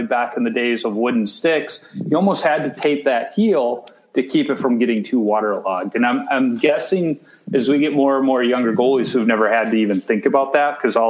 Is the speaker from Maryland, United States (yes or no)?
no; Chicago, Illinois, United States; I grew up in Chicago